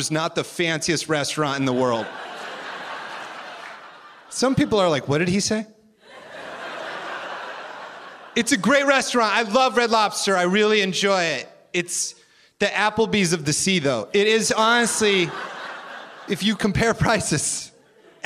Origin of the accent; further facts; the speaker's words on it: Iowa, United States; I grew up in Iowa